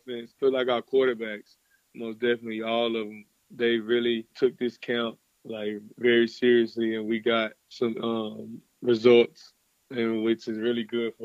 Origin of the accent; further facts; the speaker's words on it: Dallas, Texas, United States; moved away as an adult; now in Gainesville, United States; in my hometown